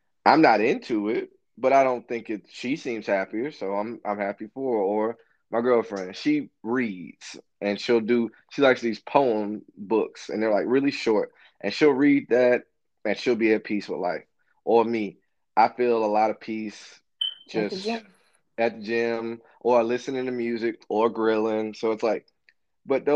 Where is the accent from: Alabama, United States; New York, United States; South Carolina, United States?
Alabama, United States; Birmingham; I'm from Birmingham